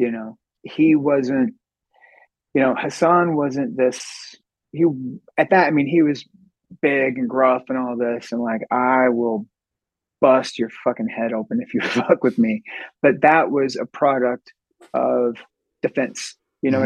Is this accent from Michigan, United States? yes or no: no; Sherman, Texas, United States; we were born and raised in Sherman